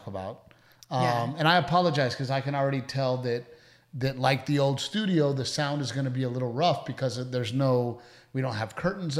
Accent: Portland, Texas, United States; I grew up in Gregory, Portland.

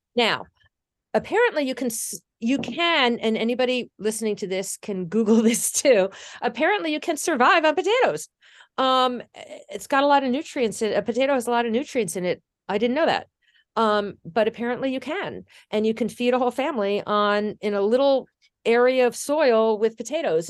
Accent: New Jersey, United States; I grew up in New Jersey.

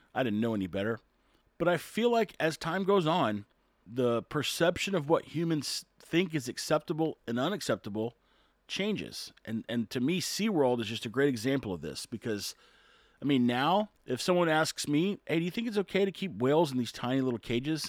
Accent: Corpus Christi, Texas, United States; I'm from Texas, Corpus Christi, Texas.

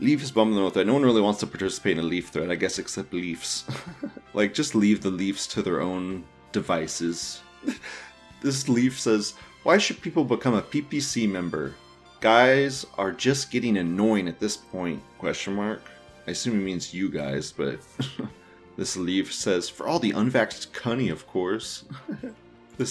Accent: United States; I'm not Canadian, I'm American

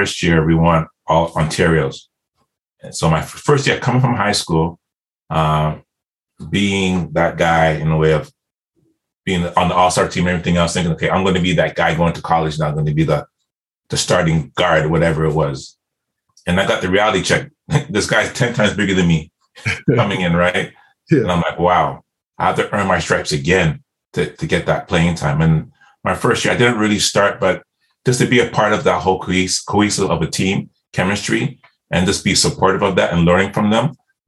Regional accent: Nottingham, East Midlands, United Kingdom; moved away; I'm from Nottingham

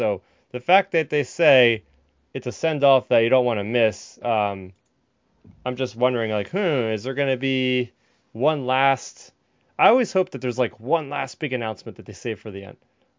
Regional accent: New Jersey, United States; I'm from Jersey

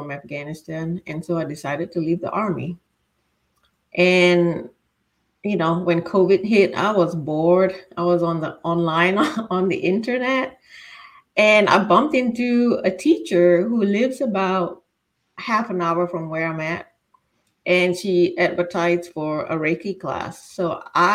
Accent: Singapore; moved away as an adult; also born or lived in Florida, United States; now in Virginia, United States; I was born and raised in Singapore

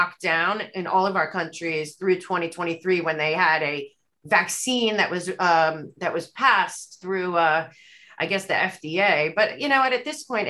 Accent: United States; growing up in America

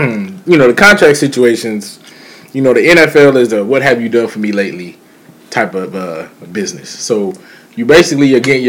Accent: Charlotte, North Carolina, United States; also born or lived in Hawaii; now in Jackson, United States; was living in Hawaii and originally born and raised in Charlotte

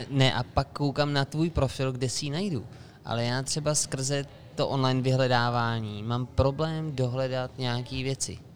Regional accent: Czechia; my jako Češi

